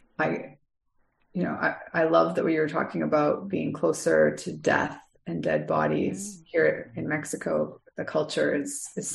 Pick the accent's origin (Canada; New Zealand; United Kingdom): Canada; I'm Canadian, but I have Irish roots